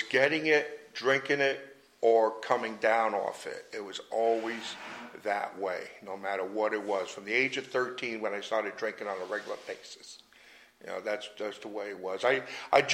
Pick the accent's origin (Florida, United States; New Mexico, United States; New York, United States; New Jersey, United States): New Jersey, United States; Jersey City; moved away; I grew up in Jersey City, New Jersey